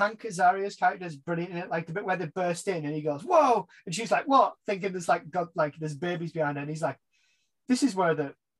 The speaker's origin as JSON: {"language": "English", "region": "England", "country": "United Kingdom", "said": "we as English British people"}